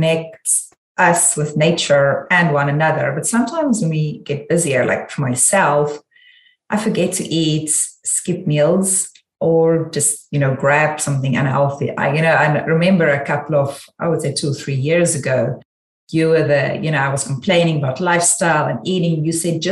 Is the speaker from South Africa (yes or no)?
yes; South Africa; moved away as an adult; now in United States; I'm South African